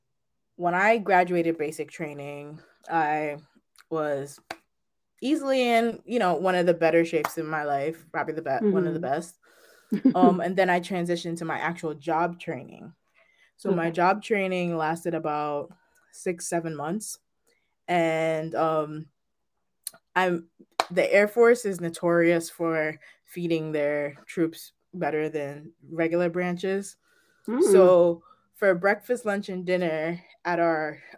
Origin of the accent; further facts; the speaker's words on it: Jamaica; now in Manchester, United States; I currently live in Manchester, Connecticut. However, I was raised in Jamaica with my grandparents